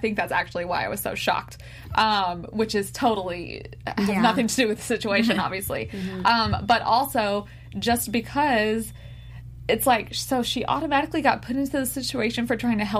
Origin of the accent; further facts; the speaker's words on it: United States; I was born in the United States